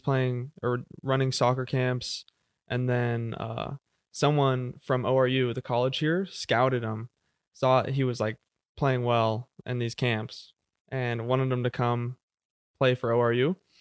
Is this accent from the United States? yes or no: yes; Jenks, Oklahoma, United States; I was born in Jinx, Oklahoma, so, like, uh, South Tulsa, really. Uh, I have, uh, three sisters, one older, two younger sisters. Yeah, I grew up w, going to Jinx High School